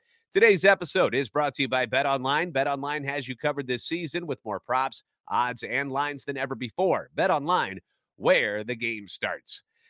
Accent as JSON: {"language": "English", "town": "St. Louis", "region": "Missouri", "country": "United States", "tie": "born or raised there", "said": "I'm a national radio sports anchor, born and raised in the Lou, lifetime Cardinals fan"}